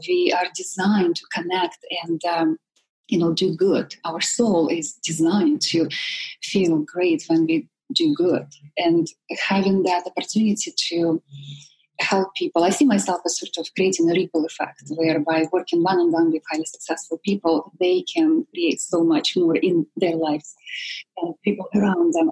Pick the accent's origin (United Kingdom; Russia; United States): Russia; Siberia; born or raised there; moved away